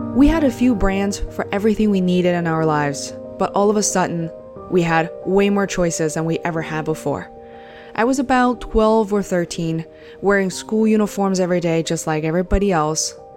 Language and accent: English; Beijing, China; Growing up in Beijing in the 80s and 90s